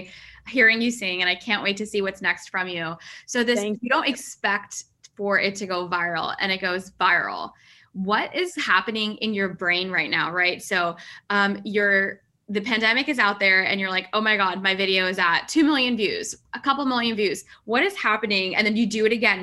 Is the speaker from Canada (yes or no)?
no; Pakistan; I'm Pakistani.